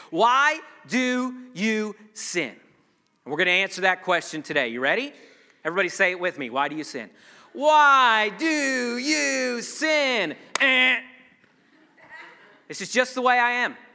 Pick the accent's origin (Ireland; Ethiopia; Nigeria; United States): Ireland; I, am a redhead, I'm Irish, I've got all these excuses as to why I have an anger issue.